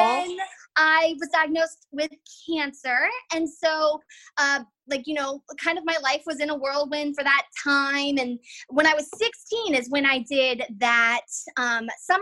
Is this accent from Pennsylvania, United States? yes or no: no; Fredericksburg, Virginia, United States; also born or lived in Fort Lauderdale, Florida / Los Angeles, California; I grew up in Fredericksburg, Virginia. I've lived in the same house my entire life